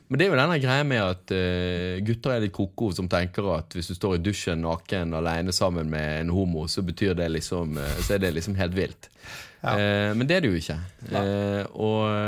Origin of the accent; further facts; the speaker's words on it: Bergen, Vestland, Norway; der det var der jeg bodde når jeg var syv år gammel og begynte å spille fotball. Og ja, holdt på helt til jeg flyttet eh, til Åsane, fra Sandviken til Åsane